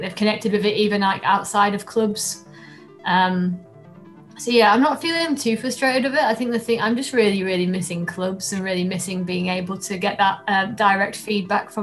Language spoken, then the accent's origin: English; Doncaster, Yorkshire and the Humber, United Kingdom; when I was growing up in Doncaster